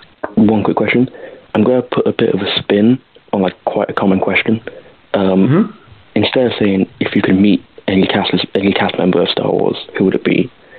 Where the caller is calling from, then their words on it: United Kingdom; from the UK.